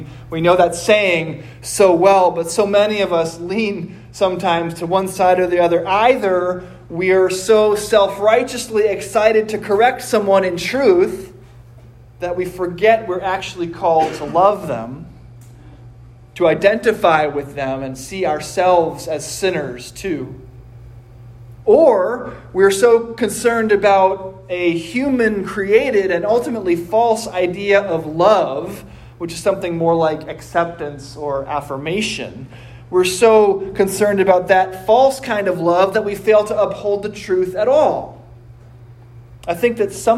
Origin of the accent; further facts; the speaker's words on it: United States; I am an American